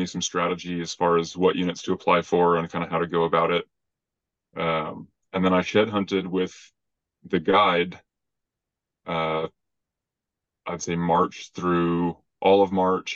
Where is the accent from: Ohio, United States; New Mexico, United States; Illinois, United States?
New Mexico, United States; Albuquerque; moved away as an adult; I grew up in Albuquerque, but man, I was a punk growing up